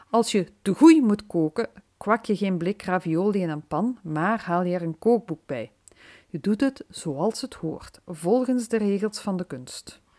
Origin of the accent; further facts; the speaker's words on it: Limburg, Belgium; Dat was even een verrassing voor mij als Limburgse.